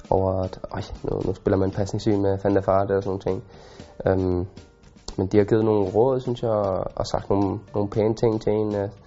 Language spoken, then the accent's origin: Danish; Denmark; now in Germany; som dansker